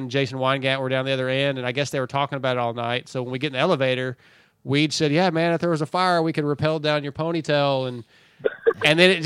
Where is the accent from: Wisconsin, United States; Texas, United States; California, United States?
California, United States; San Diego; moved away; I'm from California originally, and that's the only place that reminds me at all of California because of the music scene. So I'm from San Diego